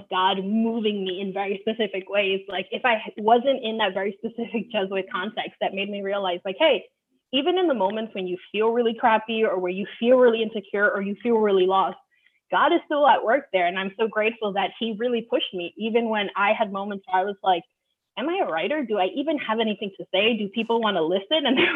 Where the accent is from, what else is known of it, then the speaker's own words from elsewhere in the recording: New York City, New York, United States; also born or lived in Dominican Republic; I was born in the Dominican Republic and my family arrived in the Bronx in the early 90s. And I was in Catholic schools my whole life